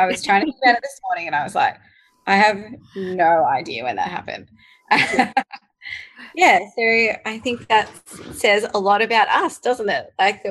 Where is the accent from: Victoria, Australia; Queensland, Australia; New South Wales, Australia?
Victoria, Australia; Melbourne; also born or lived in United Kingdom / Greece; I'm from Melbourne and I've lived in Melbourne for most of my life. I moved over to the UK and lived there for 2 years and lived in Greece for almost a year. But other than that, I've just been based in Melbourne.